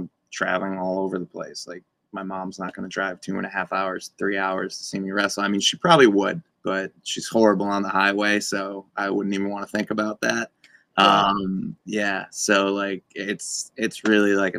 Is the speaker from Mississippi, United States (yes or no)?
no; Scranton, Pennsylvania, United States; born or raised there